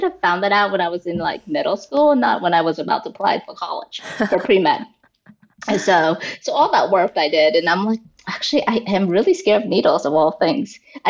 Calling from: Boston, Massachusetts, United States; I'm calling in from just outside the suburb of Boston.

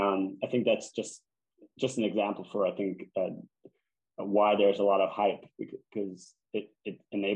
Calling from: Germany; I'm calling you from Germany right now

